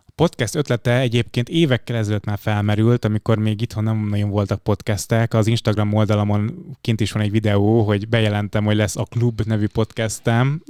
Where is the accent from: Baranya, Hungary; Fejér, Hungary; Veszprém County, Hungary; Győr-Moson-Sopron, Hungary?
Fejér, Hungary; also born or lived in Budapest; én Budapesten születtem, de aztán a gyerekkorom az dobozon zajlott. Ez egy kis Fehér megyei falu, Alcsút, Felcsút, Kis Vasút